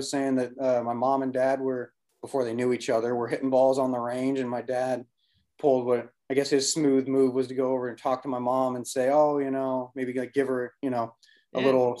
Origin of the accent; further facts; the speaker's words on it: Pleasanton, California, United States; So I grew up about 40 miles due east of San Francisco in what I used to think was a little town called Pleasanton, California.